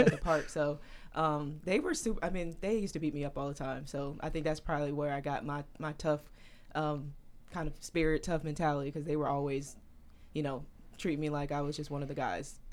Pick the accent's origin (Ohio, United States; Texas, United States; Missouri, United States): Missouri, United States; St. Louis; in Saint Louis in my hometown